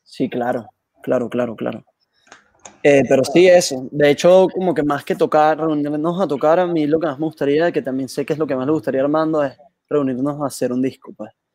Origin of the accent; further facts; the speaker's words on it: Caracas, Capital District, Venezuela; aquí en Caracas